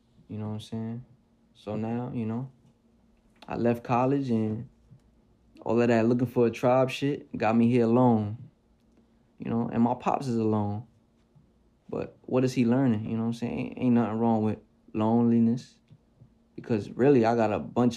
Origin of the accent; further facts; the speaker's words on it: New York City, New York, United States; I'm still from the Bronx, New York